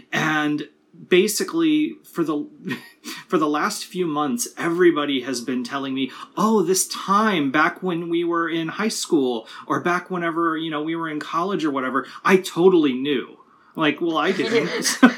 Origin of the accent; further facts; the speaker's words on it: California, United States; also born or lived in Ohio; I grew up mostly in Southern California and in like rural Ohio.